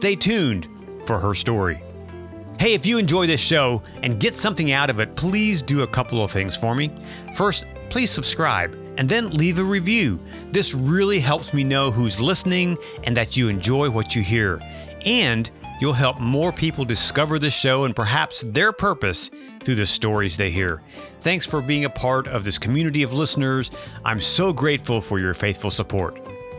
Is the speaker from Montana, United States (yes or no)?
no; Ohio, United States; moved away; also born or lived in South Carolina; as my wife would call me, a damn Yankee, because I come from Ohio. And I moved to South Carolina and I stayed for a while.